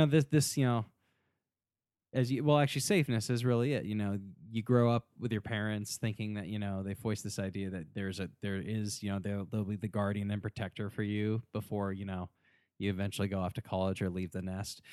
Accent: United States; growing up in America, I guess during the nineties

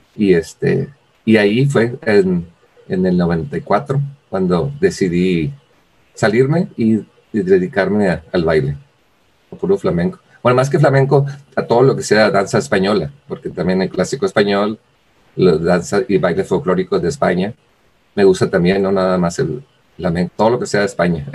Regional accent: Villaldama, Nuevo León, Mexico; also born or lived in Monterrey; soy de Villaldama, Nuevo León

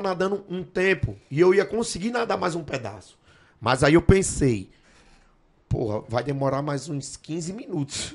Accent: Northeast Region, Brazil; moved away; Eu, eu era do Nordeste, não era não, sou do Nordeste

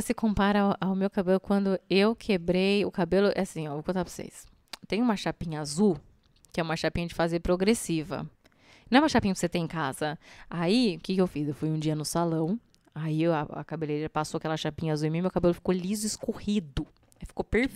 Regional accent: Sorocaba, São Paulo, Brazil; born or raised there; also born or lived in Mairinque / Alumínio

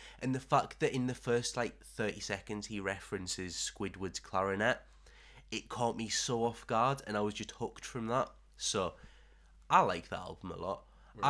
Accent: Streatham, London, United Kingdom; I grew up in Streatham.

